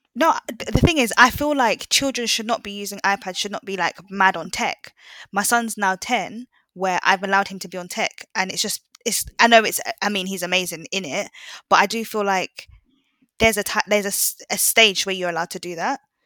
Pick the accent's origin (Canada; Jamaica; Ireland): Jamaica; I'm Jamaican as well